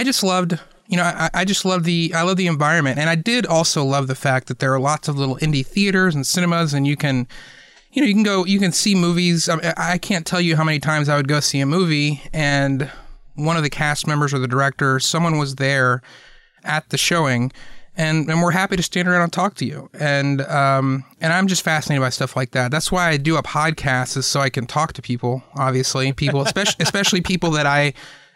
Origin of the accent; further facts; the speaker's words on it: Atlanta, Georgia, United States; moved away as an adult; also born or lived in Los Angeles; I grew up in Atlanta, which is, you know, obviously the Southeast, and I moved back to the Southeast